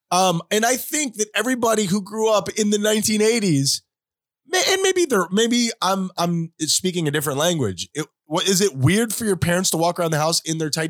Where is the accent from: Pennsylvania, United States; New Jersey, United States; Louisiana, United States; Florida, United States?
Florida, United States; South; we grew up in South Florida. It's hot here all the time. We come from a Spanish culture.